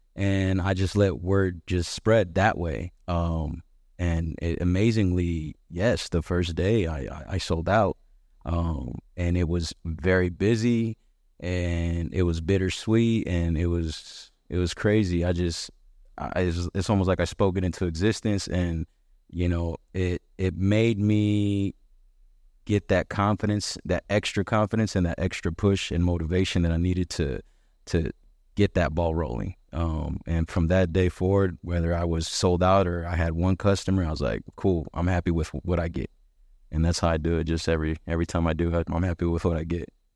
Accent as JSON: {"language": "English", "town": "Omaha", "region": "Nebraska", "country": "United States", "said": "I'm from South Omaha."}